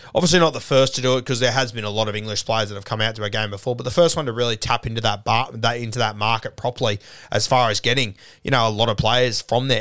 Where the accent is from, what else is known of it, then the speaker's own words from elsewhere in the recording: Sydney, New South Wales, Australia; growing up in Sydney